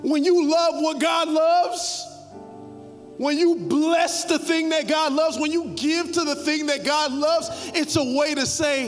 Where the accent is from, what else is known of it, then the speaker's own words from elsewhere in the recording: Carol City, Florida, United States; I was born in Carroll City. So I barely speak English well.